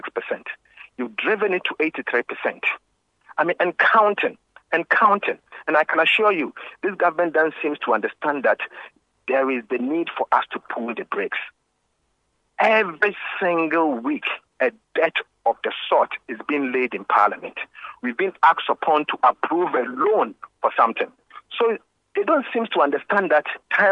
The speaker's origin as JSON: {"language": "English", "country": "Ghana", "said": "I'm a Ghanaian first and a politician second"}